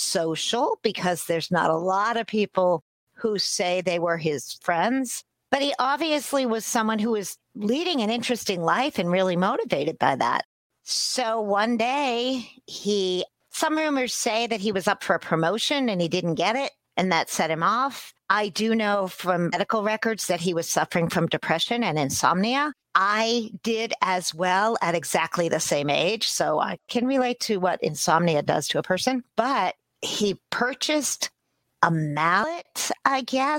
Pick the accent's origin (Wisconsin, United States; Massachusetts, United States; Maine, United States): Massachusetts, United States; Stoughton; my hometown Chamber of Commerce to enter the Miss Stoughton pageant